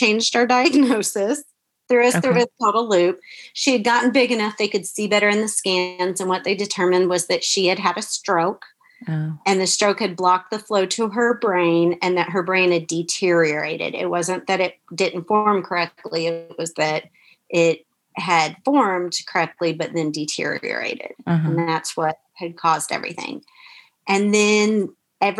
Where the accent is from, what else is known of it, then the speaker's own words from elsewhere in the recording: Florida, United States; the small little hospital we wanted to be at was here in my hometown